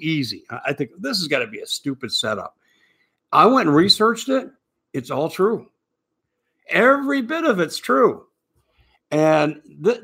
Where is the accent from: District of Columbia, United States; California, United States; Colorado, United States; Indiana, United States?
Colorado, United States; Aurora; now in Arizona, United States; I'm from the Denver area. I grew up in Aurora, Colorado